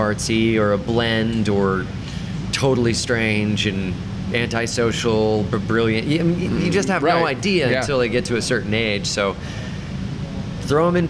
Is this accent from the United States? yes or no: yes; Anderson, Indiana, United States; also born or lived in Chicago, Illinois; now in Indianapolis, United States; we moved to Anderson, Indiana, and I grew up there, and I moved to the city when I was 19